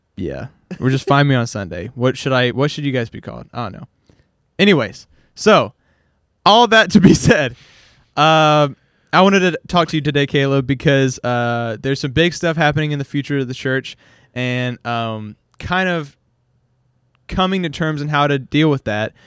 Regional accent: Hawaii, United States; also born or lived in Louisiana; now in Shreveport, United States; I grew up, like, pretty much solely around Asian people. I was, like, the minority in Hawaii

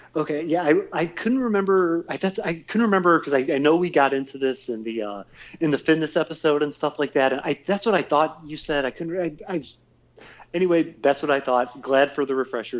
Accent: Northfield / Sagamore Hills, Ohio, United States; growing up on Route 82, but going in from Northfield into Sagamore

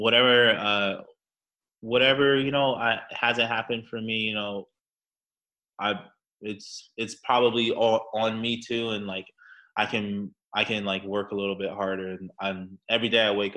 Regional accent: Anchorage, Alaska, United States; moved away as an adult; also born or lived in Orlando, Florida; now in Brooklyn, United States; I'm not from Florida. I'm from Anchorage, Alaska. I was born and raised there till I was 18.

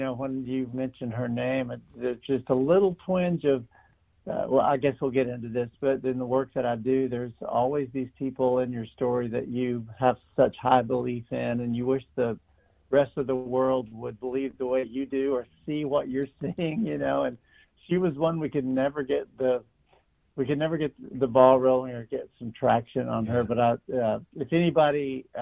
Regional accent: Andrews, Texas, United States; also born or lived in Tennessee; now in Nashville, United States; It's where I grew up, and native Texans are just kind of that way

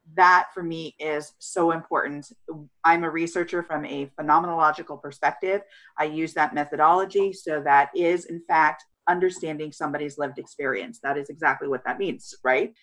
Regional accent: California, United States; communities like the one that I was raised in in California, small beach town

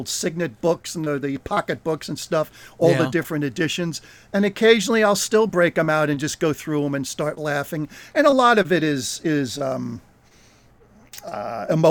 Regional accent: New Jersey, United States; Brought up pretty much in New Jersey

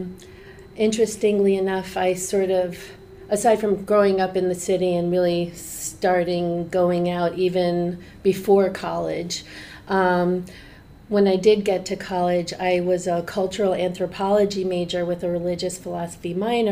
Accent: New York City, New York, United States; I'm a native New Yorker, born and raised, and so I grew up with a very real appreciation and exposure for the diversity and energy

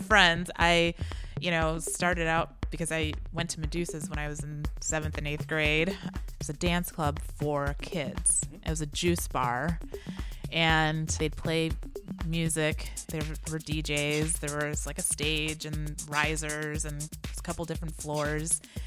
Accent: Chicago, Illinois, United States; I was born here

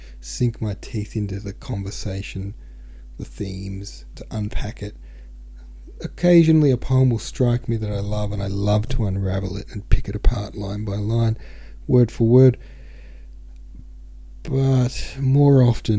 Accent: Australia; I'm from Australia.

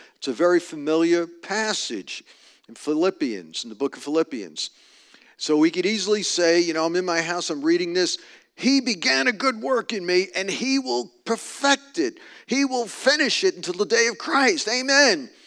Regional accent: New York, United States; moved away; I'm from New York. I just speak direct

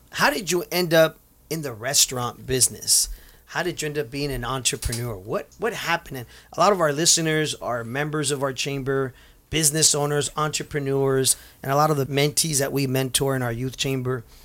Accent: Santa Ana, California, United States; for us Santaneros that were born and raised there, when we see the name, it reminds us of us growing up in Santa Ana

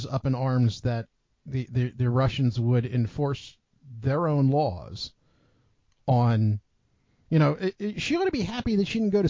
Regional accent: United States; as an American citizen.

